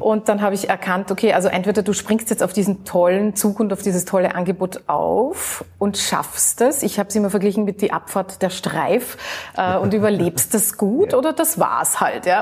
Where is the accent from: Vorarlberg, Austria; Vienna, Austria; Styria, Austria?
Vienna, Austria; ich als Wienerin, als Österreicherin